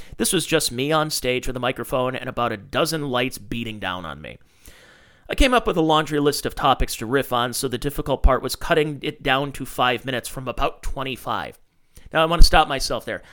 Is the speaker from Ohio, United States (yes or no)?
yes; Cleveland, Ohio, United States; I'm from Cleveland, Ohio.